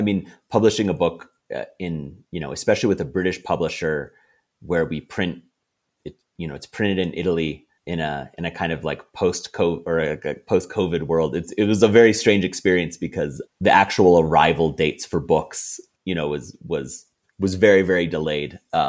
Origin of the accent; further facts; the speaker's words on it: Philippines; And definitely like sort of where I grew up in the Philippines is, you know, very, very exotic to Faroese and Americans.